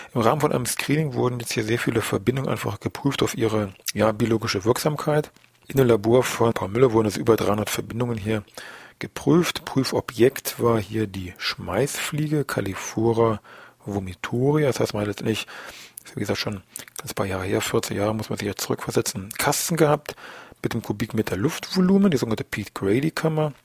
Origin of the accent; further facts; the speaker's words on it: Germany; bei uns in Deutschland